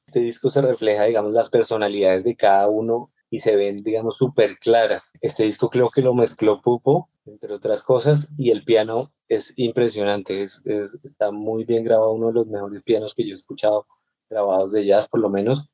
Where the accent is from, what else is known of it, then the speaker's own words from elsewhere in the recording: Bogotá, Colombia; siendo bogotano y habiendo nacido en Bogotá y crecido en Bogotá